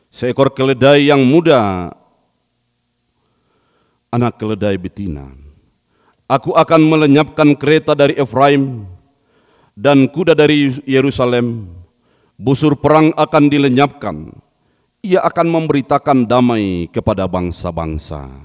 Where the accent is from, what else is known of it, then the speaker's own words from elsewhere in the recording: Padangsidimpuan, North Sumatra, Indonesia; dari Sumatera Utara, Kota Padang Sidimpuan. Uh, saya adalah suku Angkola